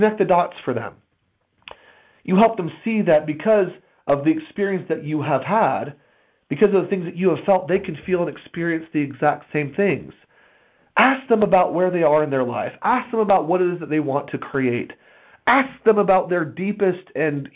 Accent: United States; As an American people

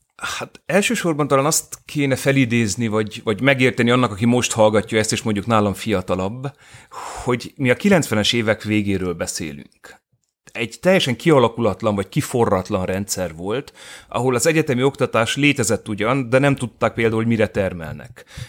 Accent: Târgu Mureș, Mureș County, Romania; én Marosvásárhelyi vagyok, értelemszerűen bolyéban végeztem

